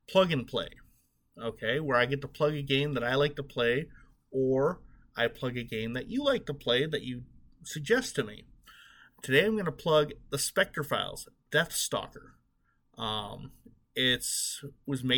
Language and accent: English; Chicago, Illinois, United States; I'm from the Chicago area